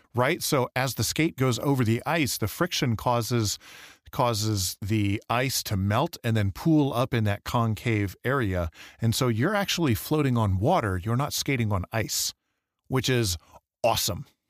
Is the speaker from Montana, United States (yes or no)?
no; Michigan, United States; now in Idaho, United States; Growing up in Michigan